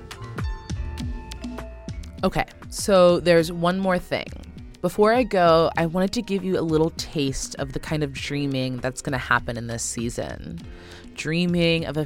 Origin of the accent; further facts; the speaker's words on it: Oakland, California, United States; moved away as an adult; I came back to my hometown of Oakland during the pandemic to be with my parents